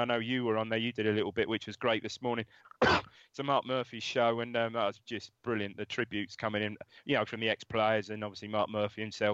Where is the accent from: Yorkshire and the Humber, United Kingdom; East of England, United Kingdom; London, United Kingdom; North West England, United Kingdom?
East of England, United Kingdom; Ipswich; I was from Chantry, born and brought up in Chantry.